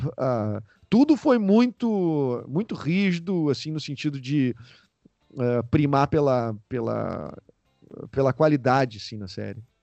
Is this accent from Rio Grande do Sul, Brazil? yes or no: yes; Rio Grande do Sul, Brazil; ter o sotaque daqui